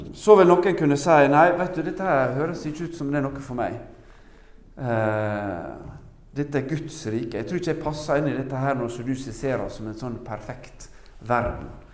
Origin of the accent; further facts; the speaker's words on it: Norway; Jeg er jo norsk